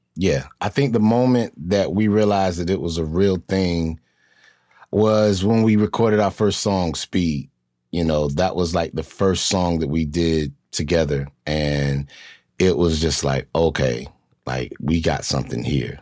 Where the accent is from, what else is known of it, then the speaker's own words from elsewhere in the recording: North Carolina, United States; I grew up in, in North Carolina